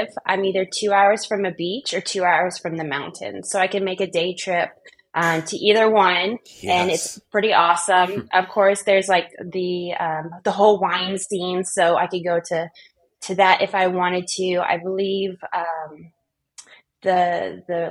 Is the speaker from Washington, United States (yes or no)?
no; Middle Tennessee, United States; moved away as an adult; also born or lived in Tucson, Arizona; now in Northern California, United States; prior to that, we grew up in the Middle Tennessee area.